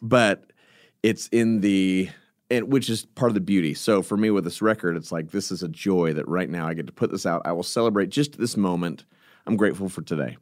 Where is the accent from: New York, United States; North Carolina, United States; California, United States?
California, United States; I'm from California